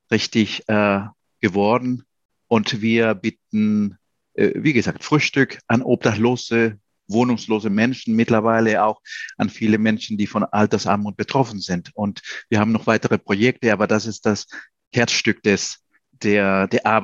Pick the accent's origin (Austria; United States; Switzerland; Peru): Peru; moved away as an adult; now in Germany; ich bin in Peru geboren, auch aufgewachsen. Äh, ich war als Kind auch in Deutschland.